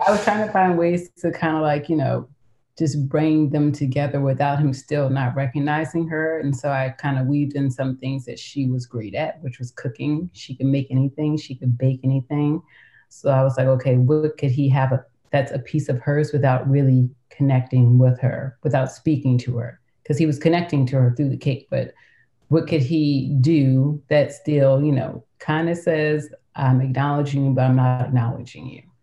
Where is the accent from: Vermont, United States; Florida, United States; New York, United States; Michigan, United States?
New York, United States; I grew up in New York, um, and so at a young age, I was kind of recruited to model